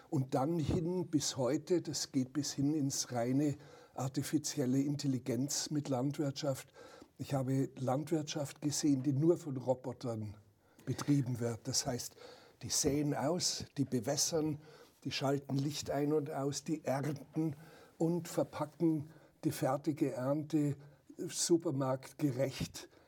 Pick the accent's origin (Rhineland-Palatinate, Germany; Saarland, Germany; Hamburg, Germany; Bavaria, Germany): Bavaria, Germany; Die Bauern auf dem Dorf, wo ich aufgewachsen bin in Oberbayern, die haben noch mit der Sense das äh, Gras gemäht